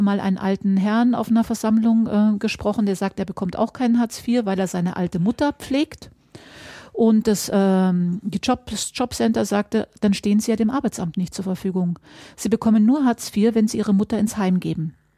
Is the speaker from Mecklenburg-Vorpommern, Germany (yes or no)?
yes; Mecklenburg-Vorpommern, Germany; bei uns in Mecklenburg-Vorpommern